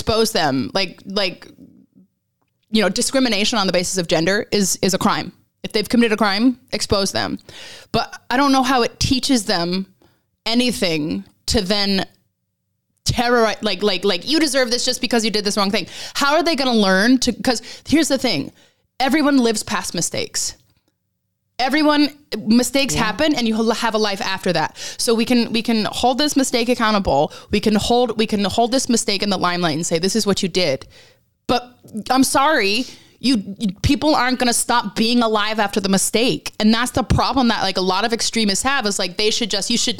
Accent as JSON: {"language": "English", "region": "Alaska", "country": "United States", "tie": "born or raised there", "moved": "as an adult", "lives_now": "England", "said": "I grew up in Alaska, very evangelical"}